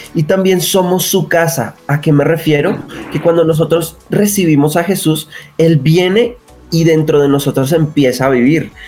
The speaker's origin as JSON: {"language": "Spanish", "region": "Bogotá", "country": "Colombia", "tie": "born or raised there", "said": "nacido en la ciudad de Bogotá."}